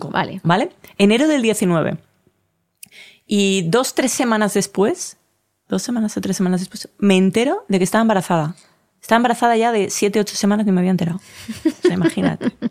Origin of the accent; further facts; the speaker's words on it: Colombia; Yo soy de Colombia, que es azul